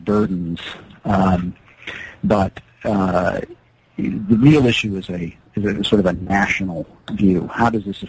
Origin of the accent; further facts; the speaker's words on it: outside Des Moines, Iowa, United States; now in Lewiston, Maine, United States; I grew up outside Des Moines, Iowa